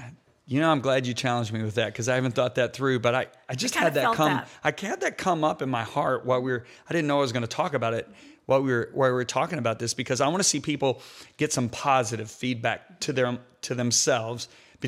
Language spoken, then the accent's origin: English; Michigan, United States; I grew up in Michigan.